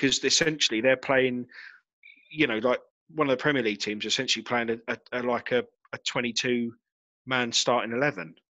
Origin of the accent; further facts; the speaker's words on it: Chatham, South East England, United Kingdom; I grew up in Chatham